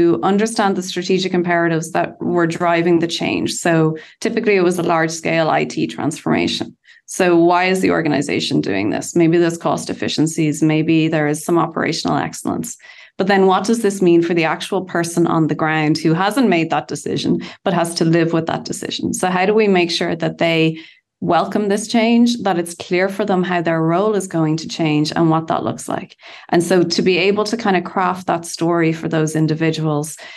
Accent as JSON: {"language": "English", "town": "Bray", "region": "Leinster", "country": "Ireland", "tie": "born or raised there", "said": "in my hometown of Bray in Ireland"}